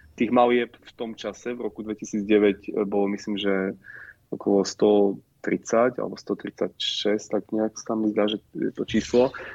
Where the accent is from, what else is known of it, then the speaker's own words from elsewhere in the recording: Trebišov, Košice Region, Slovakia; moved away; ja pochádzam z Trebišova